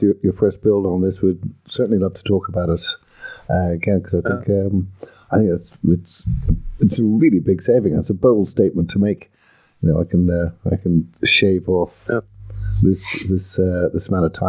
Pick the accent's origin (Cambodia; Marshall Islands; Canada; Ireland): Ireland; I'm Irish